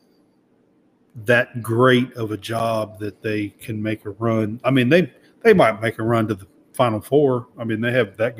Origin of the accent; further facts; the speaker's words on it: the South, United States; accent: Southern drawl; I have a little bit of a Southern draw. I'm from the South as well